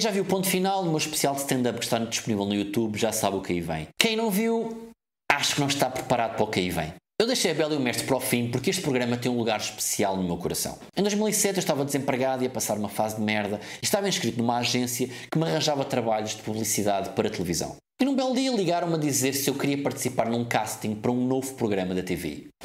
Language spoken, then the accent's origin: Portuguese; Cacém, Lisbon, Portugal; tenho 25 anos, venho do Cacém